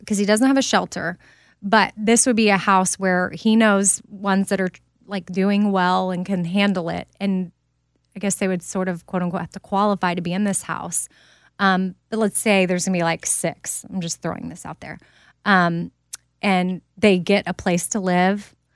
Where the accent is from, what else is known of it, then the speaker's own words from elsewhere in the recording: Texas, United States; also born or lived in Haiti; I'm from Texas